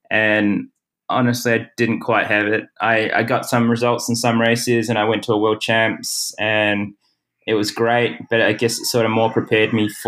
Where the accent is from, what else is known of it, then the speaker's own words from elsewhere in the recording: New Zealand; being a Kiwi looking from the outside into Australia